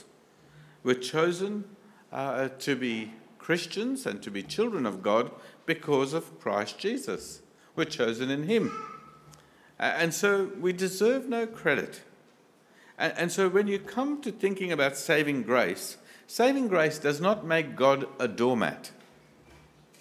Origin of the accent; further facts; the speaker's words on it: India; I come from India